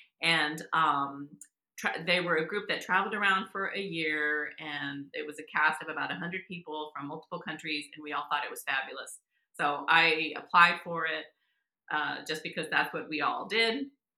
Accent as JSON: {"language": "English", "region": "Texas", "country": "United States", "tie": "born or raised there", "lives_now": "Massachusetts, United States", "said": "I live in Massachusetts. I live in New England, but I'm from Texas. I grew up in South Texas, actually."}